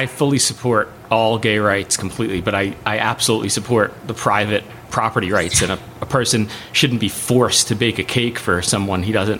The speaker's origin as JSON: {"language": "English", "region": "New Jersey", "country": "United States", "said": "I'm from New Jersey."}